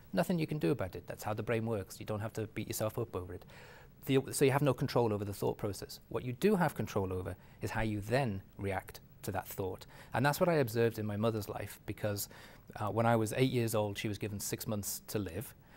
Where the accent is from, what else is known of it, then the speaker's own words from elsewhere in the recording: England, United Kingdom; moved away; my ethnicity, believe it or not, being English